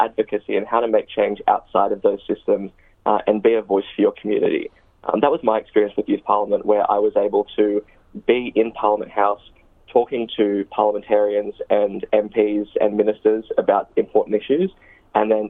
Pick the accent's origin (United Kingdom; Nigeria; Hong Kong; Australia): Australia; Hunter Valley, New South Wales; moved away as an adult; also born or lived in Newcastle, Australia; now in Sydney, Australia; I grew up on Wanneroo land in the Hunter Valley, and I went to school in Newcastle on Awabakal land, and now I'm living here in Redfern